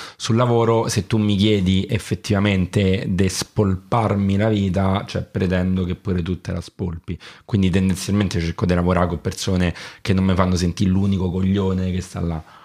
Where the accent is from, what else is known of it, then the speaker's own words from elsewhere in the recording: France; accent: southern French; first language French; Italian is a second language; now in Rome, Italy; io sono francese anche se non sembra di madrelingua e nazionalità